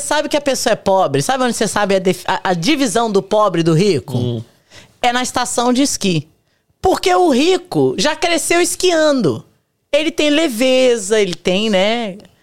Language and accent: Portuguese; São Gonçalo, Rio de Janeiro, Brazil; now in United States; Nós viemos de São Gonçalo